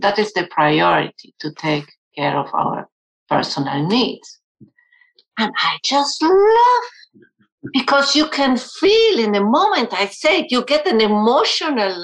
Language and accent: English; Argentina; first language German; English is a second language; now in United States; my uh, first language was German, but I grew up in a Spanish speaking country in Argentina, and now I'm in the US